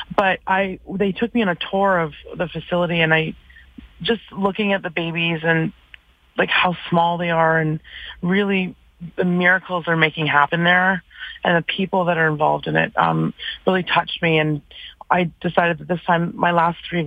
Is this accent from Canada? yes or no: yes; Vancouver, British Columbia, Canada; moved away as an adult; now in Calgary, Canada; I've been in Calgary 16 of them, which is amazing. I'm from Vancouver originally